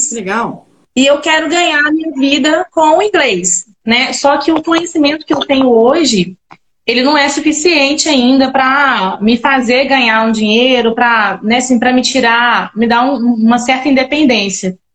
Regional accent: Belo Horizonte, Minas Gerais, Brazil; now in Juiz de Fora, Brazil; eu moro em Juiz de Fora, tenho 10 anos, sou de Belo Horizonte.

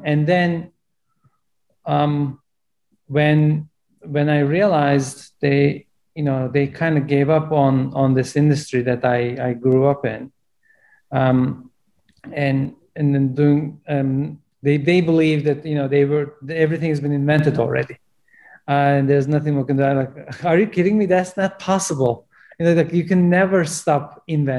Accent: Turkey; English is a second language; moved away as an adult; now in United States; I'm originally from Turkey, and even though I grew up in a farm selling watermelons

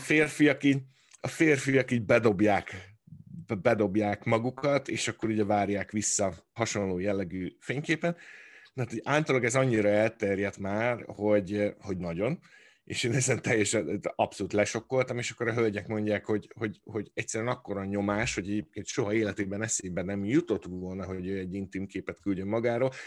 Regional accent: Hungary; moved away; ugyanabból a nemzetből, e, nőttünk ki, vagy származunk

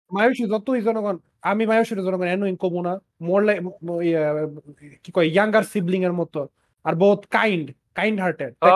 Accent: Bangladesh; এই গরম দেশে জন্মাইয়া বাংলাদেশি বাফ বাংলাদেশি মার কাছে জন্মাইয়া

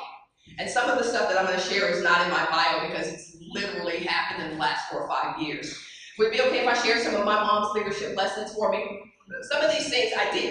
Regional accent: Dallas, Texas, United States; I grew up in Dallas, as Cindy mentioned, played on a state championship team at the University of at South Oak Cliff

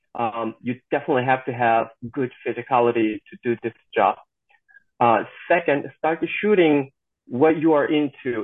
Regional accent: South Korea; moved away as an adult; also born or lived in Missouri, United States; now in Georgia, United States; I'm born and raised in South Korea and I moved to the United States when I was uh, 19 in American age

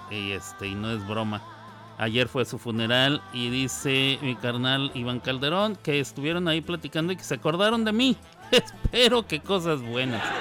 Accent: Ciudad Juárez, Chihuahua, Mexico; moved away as an adult; also born or lived in New York, United States; hace muchos años que salí yo de Ciudad Juárez. Em, muchos años, 25 para ser más exacto. 25 años y tengo 51, o sea, la mitad de mi vida la pasé en, en Nueva York.

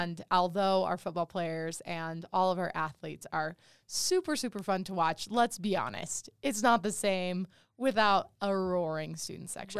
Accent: Monticello, Utah, United States; I am from Monticello

